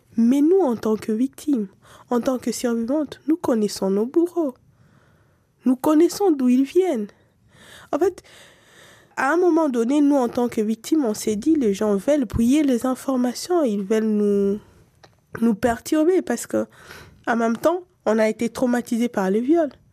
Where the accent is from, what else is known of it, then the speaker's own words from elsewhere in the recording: DR Congo; en tant que Congolaise, en tant que quelqu'un qui aime son pays